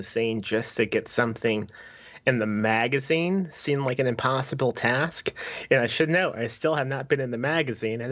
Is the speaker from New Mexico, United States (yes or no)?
no; Lake Station, Indiana, United States; I only lived in Lake Station until I was 12